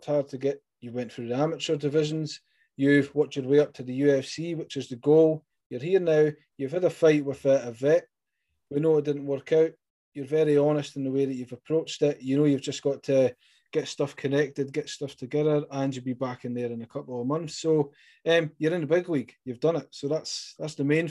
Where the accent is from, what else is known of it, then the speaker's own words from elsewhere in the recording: Scotland, United Kingdom; accent: Scottish; it's my Scottish accent